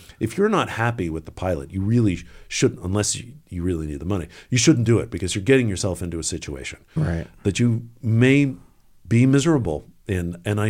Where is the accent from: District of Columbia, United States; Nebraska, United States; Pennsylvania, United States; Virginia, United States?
District of Columbia, United States; Washington; Also, you know, growing up in the Washington area